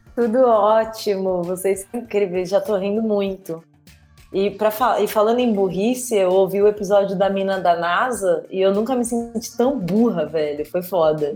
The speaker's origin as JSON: {"language": "Portuguese", "region": "São Paulo", "country": "Brazil", "said": "Eu sou daqui de São Paulo"}